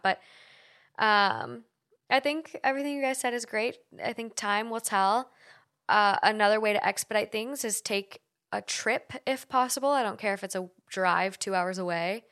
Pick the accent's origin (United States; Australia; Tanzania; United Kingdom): United States; Duluth, Minnesota; moved away as an adult; now in Los Angeles, United States; I moved from Duluth to the University of Minnesota in the cities